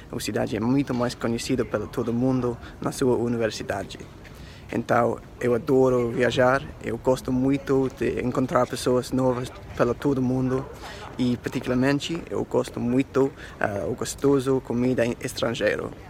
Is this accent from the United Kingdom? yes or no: yes; Oxford, South East England, United Kingdom; Portuguese is a second language; eu sou da Inglaterra e eu sou guia turística aqui na cidade de Oxford, minha cidade de nascimento e também minha uh, eh, cidade preferida na Inglaterra